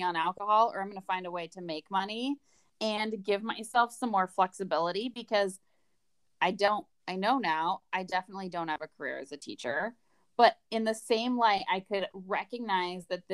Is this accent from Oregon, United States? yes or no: yes; Portland, Oregon, United States; Basically born and raised. So I grew up near Portland in the suburbs outside of Portland